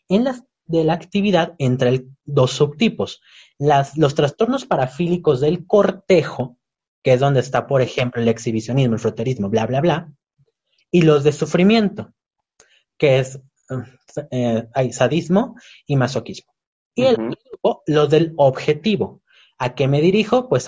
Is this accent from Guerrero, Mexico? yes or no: no; Yucatán, Mexico; soy yucateca